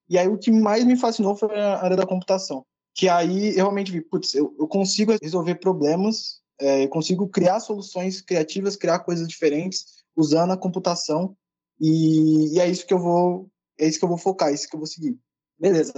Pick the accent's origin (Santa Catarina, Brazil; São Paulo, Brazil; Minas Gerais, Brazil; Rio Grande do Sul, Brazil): São Paulo, Brazil; Eu sou de São Paulo, sou da periferia de São Paulo, né, então estudei escola pública a minha vida toda